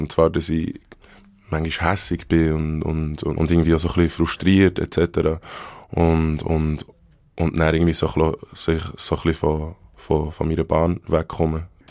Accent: Bern, Switzerland; accent: Bernese German; first language Bernese German; ich bin in Bern in einem Spital geboren

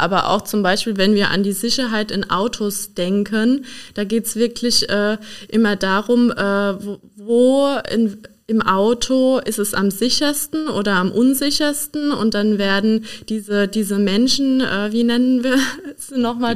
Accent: Donnersbergkreis, Rhineland-Palatinate, Germany; ich bin Pfälzerin. Ich komme aus dem Donnersbergkreis

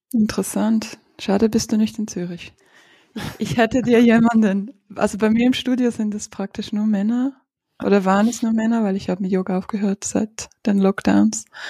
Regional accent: Ukraine; moved away; ich bin aus der Ukraine. Meine Großmutter ist in Odessa

